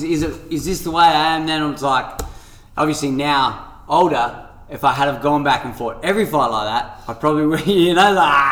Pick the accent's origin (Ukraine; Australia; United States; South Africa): Australia; Salisbury, South Australia; Remember, I'm from Salisbury, sacking it.